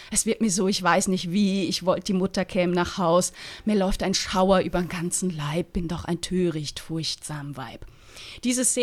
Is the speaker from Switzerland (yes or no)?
yes; Switzerland; Als Schweizerin, die, ne, die mit dem Blick auf die Alpen aufgewachsen ist.